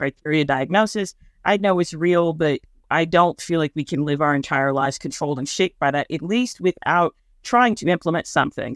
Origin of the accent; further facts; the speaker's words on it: Midwest, United States; I'm from the Midwest